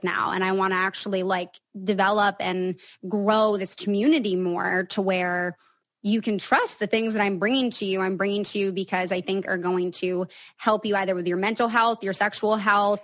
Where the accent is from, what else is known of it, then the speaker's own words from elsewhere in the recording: Seattle, Washington, United States; I'm from Seattle